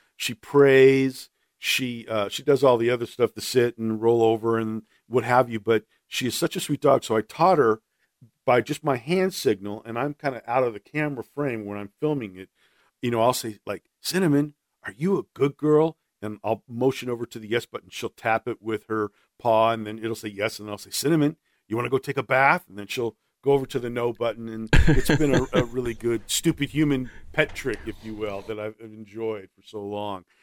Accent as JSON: {"language": "English", "town": "Los Angeles", "region": "California", "country": "United States", "tie": "born or raised there", "said": "I'm born and raised in Los Angeles, and that's where, uh, I grew up"}